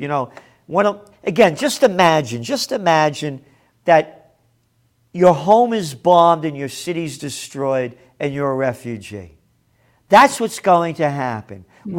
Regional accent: United States; I am an American.

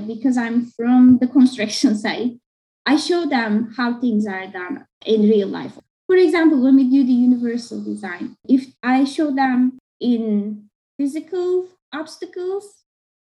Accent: Turkey; first language Turkish; English is a second language; moved away as an adult; also born or lived in Istanbul / Akron, Ohio / Baltimore, Maryland; now in United States; my mother tongue, that is Turkish, and how I grew up with it

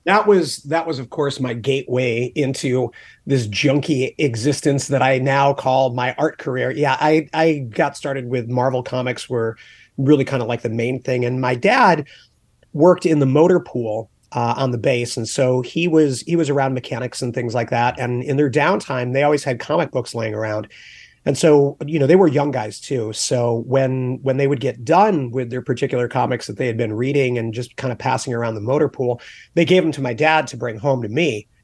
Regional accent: England, United Kingdom; also born or lived in Charleston, South Carolina, United States / upstate New York, United States / Germany / Texas, United States; So I was born in Charleston, South Carolina. We lived there for a little while, lived in upstate New York, moved to Germany when I was around 3 years old, and then moved back to upstate New York, moved to Texas, moved to New Jersey, and then I did my high school years in England.

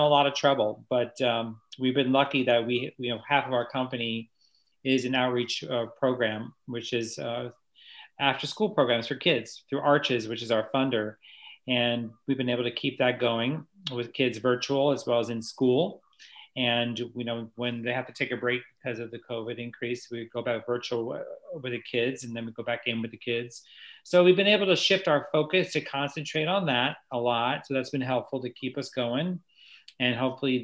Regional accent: New York, United States; moved away; I'm from New York originally

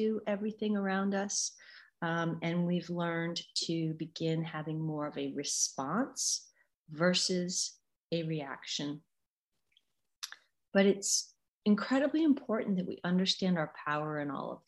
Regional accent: United States; I'm an American

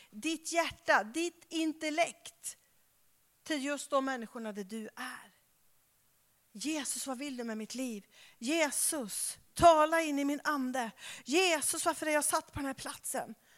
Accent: Skara, Västra Götaland, Sweden; now in Stockholm, Sweden; jag kommer ju från Skara

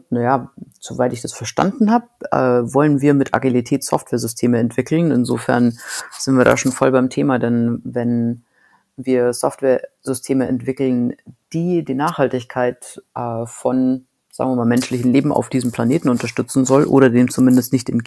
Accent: Moosinning, Bavaria, Germany; moved away as an adult; Ich komme ursprünglich aus Moosinning bei Erding bei München und äh, habe dann in Deutschland studiert und bin danach in die USA gegangen, nachdem ich meinen Doktor fertig gemacht habe.

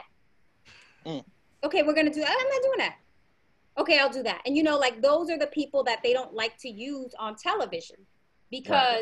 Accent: New York City, New York, United States; I grew up in the Bronx.

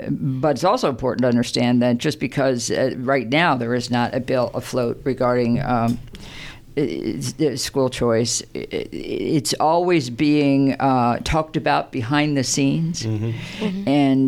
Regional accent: Pennsylvania, United States; moved away as an adult; But yeah, I came from Pennsylvania. I was an administrator in schools in Pennsylvania before I moved to New Jersey, and that was about 25 years ago.

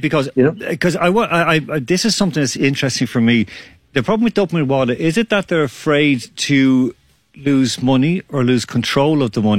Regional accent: Ireland; also born or lived in Croatia; I know too well, I grew up with this in Ireland and I grew up with this whole situation.

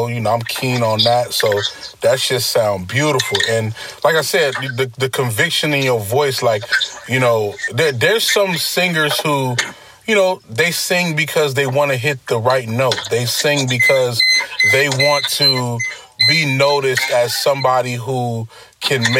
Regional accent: New York City, New York, United States; I'm from Brooklyn

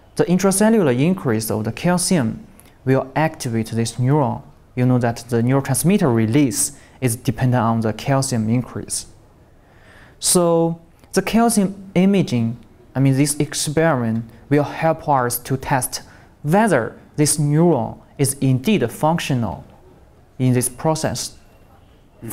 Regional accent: Shandong, China; English is a second language; moved away; also born or lived in Shaanxi; I was born in Shandong Province, Shandong uh, province. Uh, East Province of China

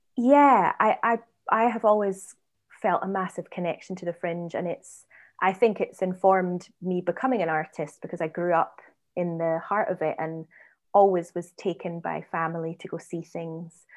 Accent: Edinburgh, Scotland, United Kingdom; moved away; I'm, I'm from Edinburgh.

